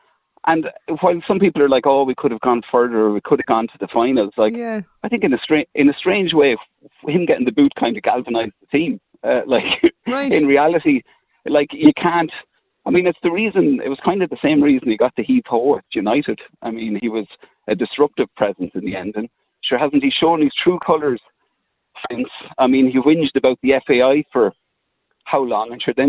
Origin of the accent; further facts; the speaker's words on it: Carlow, Leinster, Ireland; I'm from Carlow.